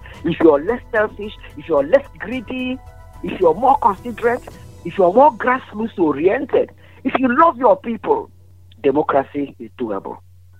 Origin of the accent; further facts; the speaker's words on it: Nigeria; I see a person growing up in Nigeria.